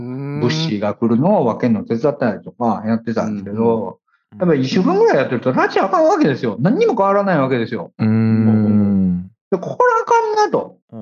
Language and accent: Japanese; Kansai, Japan